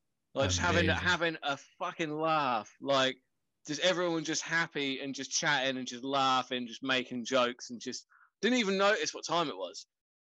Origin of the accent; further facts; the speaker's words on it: New Jersey, United States; I'm from Jersey. I got to support the Jets.